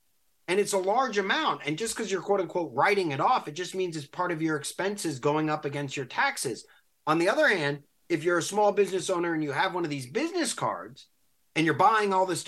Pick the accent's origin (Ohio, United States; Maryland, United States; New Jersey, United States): Maryland, United States; Silver Spring; my hometown here in Silver Spring, Maryland.